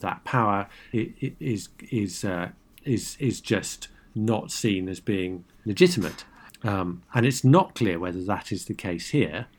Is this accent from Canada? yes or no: no; United Kingdom; as a Brit